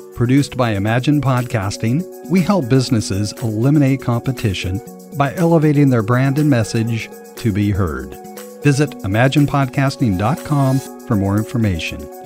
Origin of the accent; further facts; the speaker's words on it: England, United Kingdom; moved away as an adult; now in United States; born and raised in England, migrated to the States about, ooh, 23 years or so ago. America is my home now